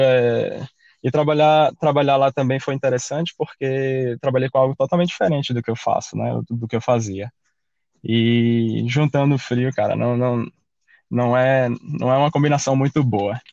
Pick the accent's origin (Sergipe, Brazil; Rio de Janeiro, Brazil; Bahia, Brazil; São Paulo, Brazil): Sergipe, Brazil; Aracaju; moved away as an adult; also born or lived in Salvador, Brazil / Canada; now in Australia; eu sou, eu sou de Aracaju, né, nascido em Salvador